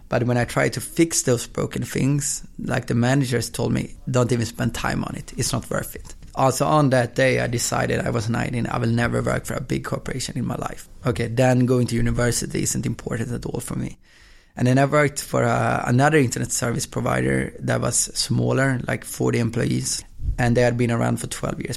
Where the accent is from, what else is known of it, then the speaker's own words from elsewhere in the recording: Östersund, Jämtland, Sweden; now in Gothenburg, Sweden; I was born in Gothenburg, and when I was two, I moved to um, Östersund, which is in the in the middle of Sweden, small town